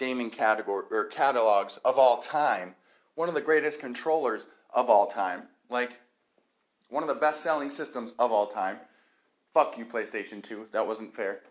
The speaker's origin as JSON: {"language": "English", "country": "United States", "said": "I'm an American"}